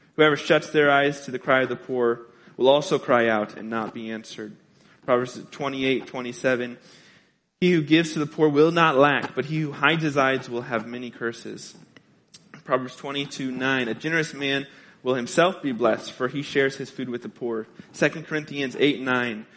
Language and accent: English; Carbondale, Illinois, United States; moved away; I'm from Southern Illinois, Carbondale, Illinois